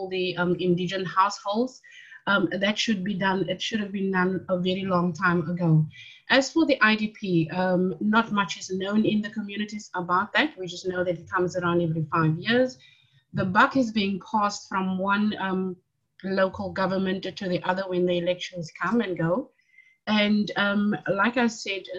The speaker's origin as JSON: {"language": "English", "town": "Cape Town", "region": "Western Cape", "country": "South Africa", "said": "I'm from Mitchell's Plain"}